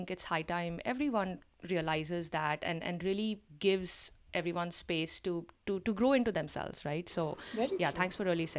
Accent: India; so many of us, especially who are, you know, born and brought up in India

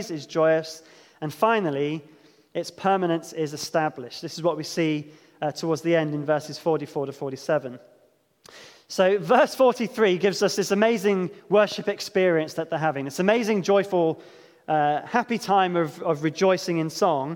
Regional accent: Devon, South West England, United Kingdom; growing up in Devon

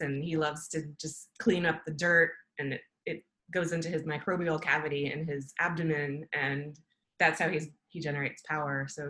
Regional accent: Maryland, United States; I grew up in Maryland

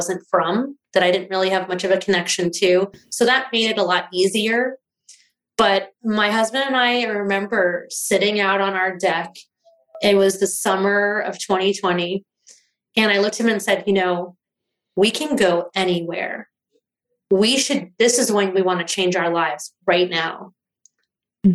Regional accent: East Coast, United States; moved away; I grew up mostly on the East Coast.

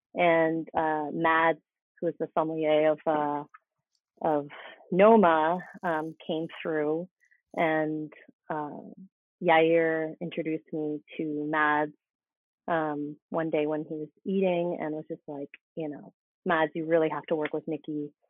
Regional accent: Boston, Massachusetts, United States; moved away as an adult; also born or lived in Mexico City, Mexico; now in Oaxaca, Mexico; I'm actually from the Boston area, um, and then I moved to Mexico City after graduating college in 2007.

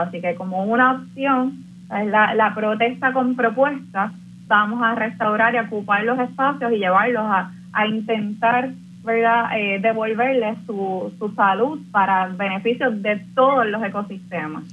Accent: Puerto Rico; nos pensamos como puertorriqueñas y puertorriqueños

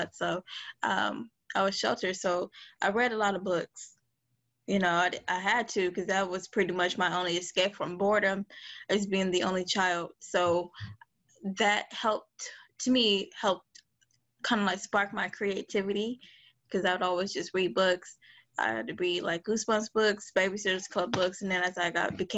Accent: Detroit, Michigan, United States; I grew up in Detroit, Michigan. I've lived in Detroit for about, 24, 25 years

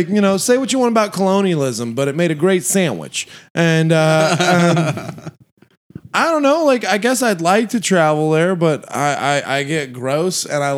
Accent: the South, United States; I grew up in the South

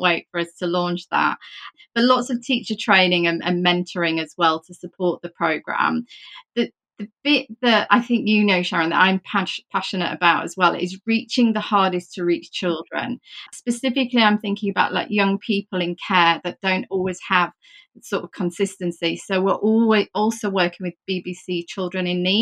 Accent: Yorkshire and the Humber, United Kingdom; I'm from Yorkshire.

